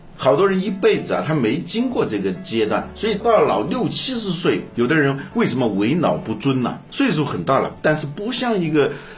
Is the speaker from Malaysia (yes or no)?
no; China; 我们中国人